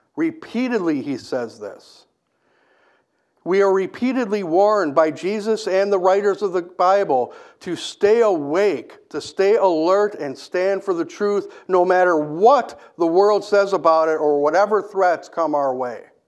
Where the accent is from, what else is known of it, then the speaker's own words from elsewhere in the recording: Kenosha, Wisconsin, United States; I grew up in Kenosha